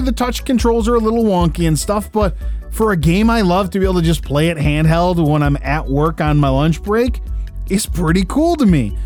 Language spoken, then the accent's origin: English; Detroit, Michigan, United States; we're from Detroit